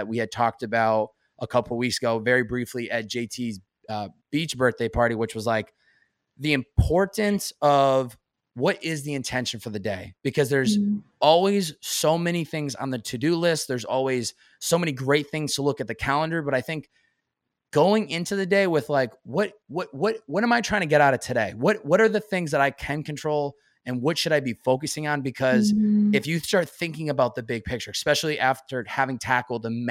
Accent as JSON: {"language": "English", "region": "Massachusetts", "country": "United States", "tie": "born or raised there", "moved": "yes", "lives_now": "California, United States", "said": "growing up in Massachusetts"}